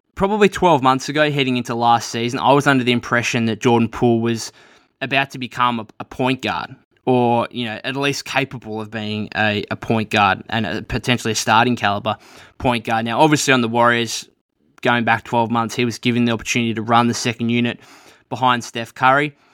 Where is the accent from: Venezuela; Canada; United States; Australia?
Australia; being an Australian